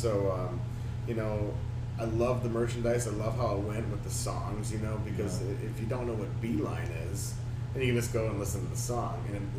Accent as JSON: {"language": "English", "town": "Milwaukee", "region": "Wisconsin", "country": "United States", "lives_now": "Florida, United States", "said": "I got to go see some family, take care of some business in my hometown. I'm actually from Milwaukee, Wisconsin, actually."}